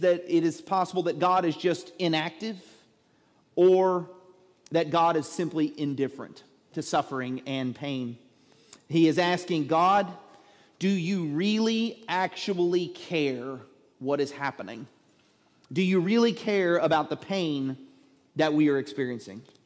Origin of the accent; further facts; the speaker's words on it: Southeast Texas, United States; I am a redneck from Southeast Texas